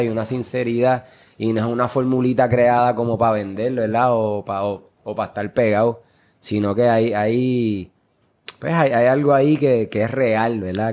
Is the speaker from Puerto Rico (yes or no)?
yes; Puerto Rico; como jóvenes puertorriqueños